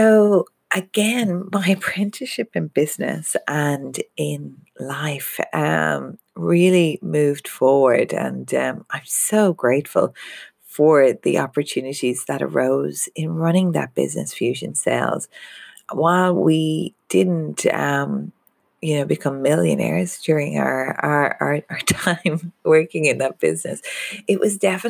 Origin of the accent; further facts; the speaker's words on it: Ireland; I'm Irish